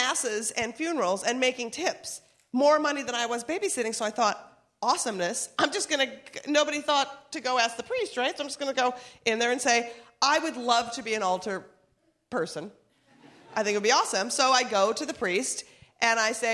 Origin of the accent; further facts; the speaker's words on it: Minnesota, United States; moved away; We're from Minnesota.